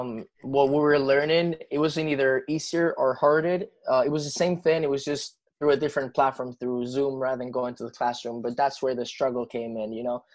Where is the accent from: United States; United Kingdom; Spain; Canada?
Spain; Madrid, Community of Madrid; born there; English is a second language; Well, I must say I was born in Madrid and my all-time favorite team is Real Madrid